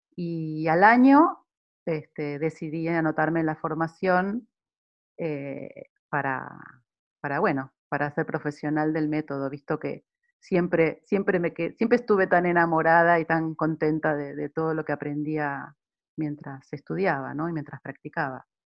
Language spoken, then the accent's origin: Spanish; Buenos Aires, Argentina; also born or lived in Milan, Italy; now in Sydney, Australia; Soy de Buenos Aires, Argentina, he nacido en Buenos Aires y también he vivido muchos años en Italia, en Milán